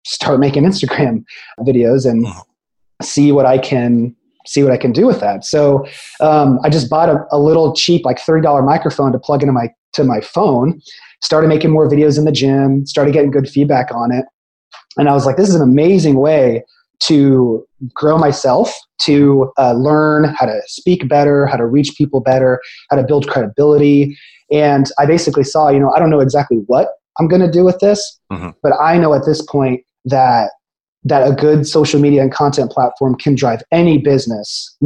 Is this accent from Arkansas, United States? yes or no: no; Carmel, Indiana, United States; moved away as an adult; also born or lived in Muncie, Indiana / St. Louis, Missouri; now in Tampa, United States; So I'm originally from Central Indiana. It's a city just north of Indianapolis called Carmel, Indiana. Yeah. Yep. So I was there, my whole life until undergrad